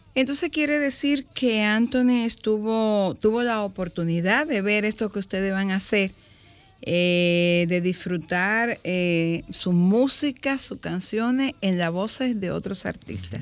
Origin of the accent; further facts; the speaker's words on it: Higüey, La Altagracia, Dominican Republic; moved away; yo nací en Higüey